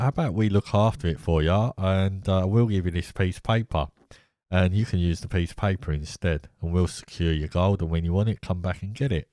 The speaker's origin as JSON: {"language": "English", "country": "United Kingdom", "said": "I'm from Britain"}